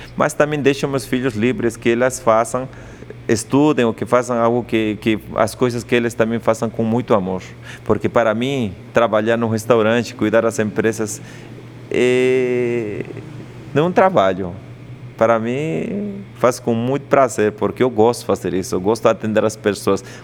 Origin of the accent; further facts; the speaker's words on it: Andes, Peru; first language Quechua; Portuguese is a second language; moved away as an adult; now in São Paulo, Brazil; Eu sou quechua hablante, sou de Lande, do Peru.